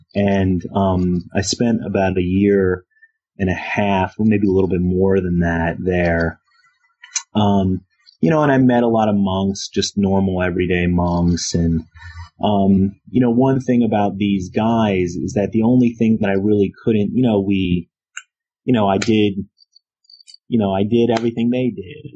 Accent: Philadelphia, Pennsylvania, United States; I'm from Philadelphia. Um, and uh, so I actually teach where I work. And so I came back to teach at the University of Pennsylvania um, after leaving home after high school. So I teach a few blocks from where I grew, grew up

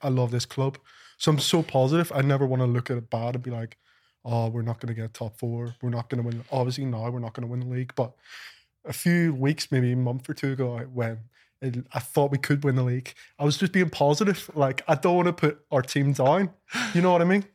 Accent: Belfast, Northern Ireland, United Kingdom; moved away as an adult; now in Liverpool, United Kingdom; I'm from Northern Ireland

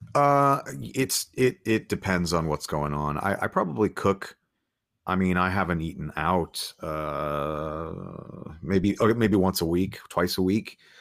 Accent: Los Angeles, California, United States; moved away as an adult; now in Nashville, United States; Angelino native L A guy

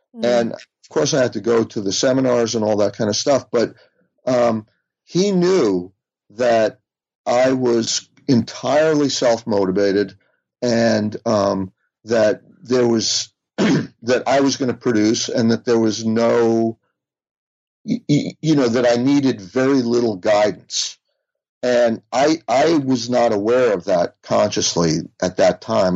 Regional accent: United States; growing up outside of New York

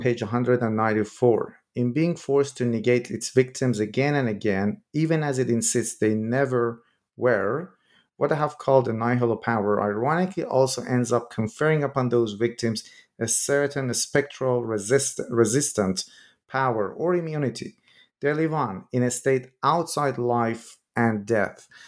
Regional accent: Iran; moved away; I'm originally from Iran myself

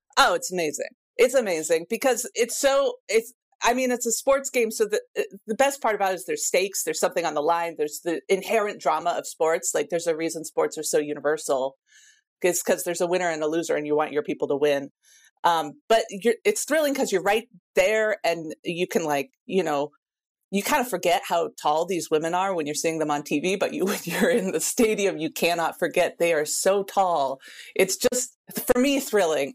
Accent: Pacific Northwest, United States; I'm from the Pacific Northwest

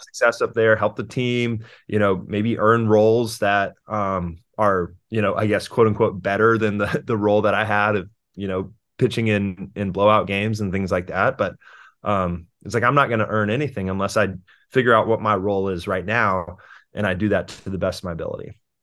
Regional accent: Houston, Texas, United States; moved away; also born or lived in California; I was born in Houston and I lived there until two thousand three when we moved to California for my dad's job

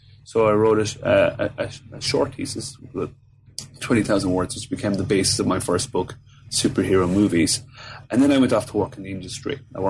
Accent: Fermoy, Munster, Ireland; I'm from Cork in the south of Ireland, so a small town called Fermoy, which isn't really noted for much other than the fact that Michael Flatley, the famous Irish dancer, lives there.

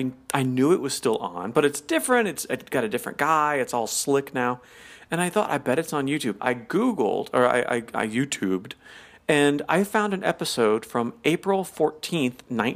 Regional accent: the South, United States; I'm from the South where we take our time.

